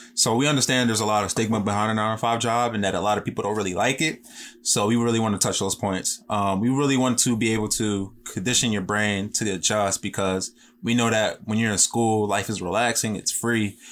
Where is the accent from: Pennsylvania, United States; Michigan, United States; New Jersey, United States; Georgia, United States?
Pennsylvania, United States; Philadelphia; born and raised in West Philly